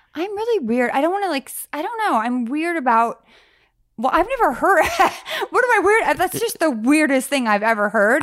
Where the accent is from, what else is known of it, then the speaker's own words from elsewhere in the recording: Sacramento, California, United States; also born or lived in San Francisco; I grew up kind of, I was Sacramento, San Francisco